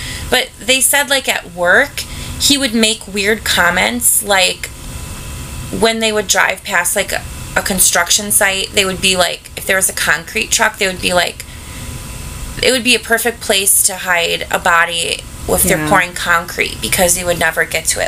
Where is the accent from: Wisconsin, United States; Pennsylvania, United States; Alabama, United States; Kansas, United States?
Wisconsin, United States; Milwaukee; I grew up in Milwaukee